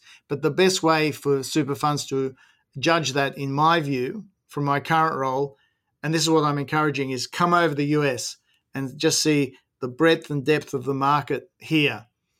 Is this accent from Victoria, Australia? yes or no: no; Hunter Valley, New South Wales, Australia